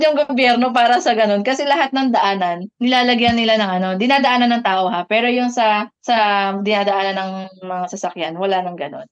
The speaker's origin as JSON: {"language": "Tagalog", "country": "Philippines", "moved": "as an adult", "lives_now": "Czech Republic"}